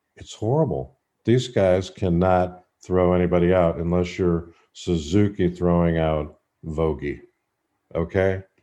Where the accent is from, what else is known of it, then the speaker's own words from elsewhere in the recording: Kansas City, Missouri, United States; My hometown Kansas City Royals